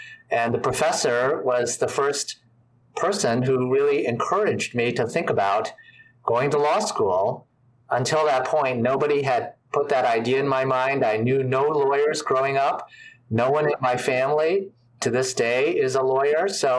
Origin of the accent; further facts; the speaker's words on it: suburban Washington, D.C., Maryland, United States; also born or lived in New York City, United States / California, United States; I was born in New York City when my parents were in graduate school. We moved to California for them to finish graduate school. And then I grew up in suburban Washington, D.C., so in Maryland